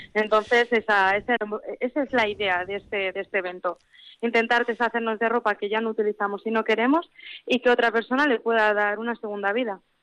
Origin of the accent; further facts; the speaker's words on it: Labastida, Basque Country, Spain; also born or lived in Vitoria; yo soy de la Bastida